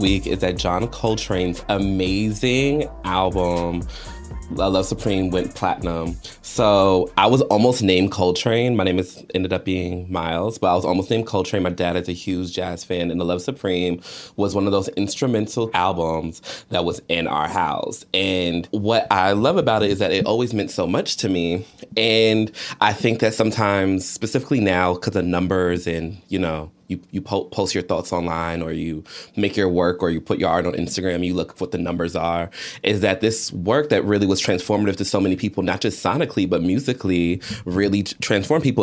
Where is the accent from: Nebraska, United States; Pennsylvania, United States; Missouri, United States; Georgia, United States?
Georgia, United States; I grew up in Georgia